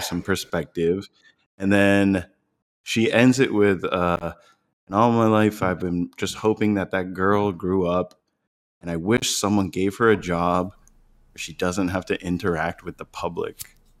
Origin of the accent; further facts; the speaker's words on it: Florida, United States; also born or lived in Massachusetts; I was born in Florida, raised here